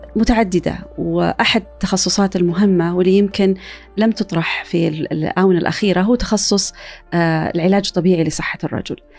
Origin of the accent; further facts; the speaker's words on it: Saudi Arabia; عندنا في السعوديه